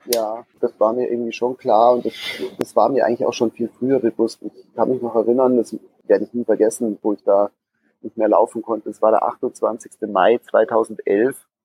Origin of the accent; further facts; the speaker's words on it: Gröbenzell, Bavaria, Germany; bin im Münchner Westen aufgewachsen, in einem Örtchen namens Gröbenzell